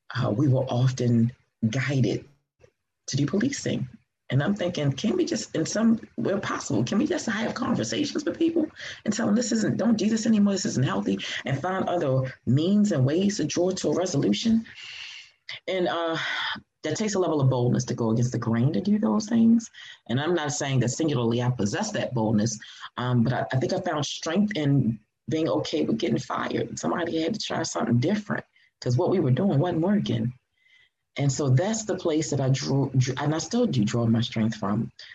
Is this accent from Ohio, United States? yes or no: no; Baltimore, Maryland, United States; also born or lived in Atlanta, Georgia; I was born here in Baltimore, uh, raised here in Baltimore